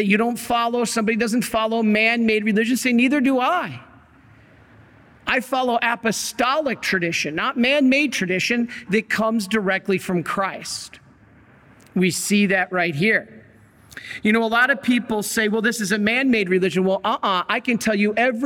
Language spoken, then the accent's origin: English; Michigan, United States; also born or lived in Salt Lake City, Utah; I grew up in Michigan.